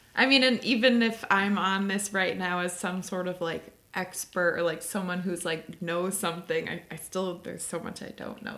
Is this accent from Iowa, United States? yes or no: no; Chicago, Illinois, United States; moved away as an adult; now in Oakland, United States; I grew up in Chicago, went to school in Illinois, lived in Chicago after graduation